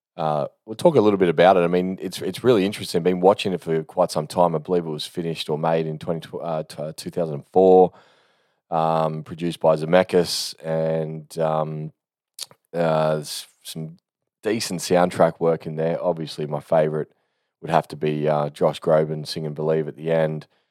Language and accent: English; Australia; I'm an Aussie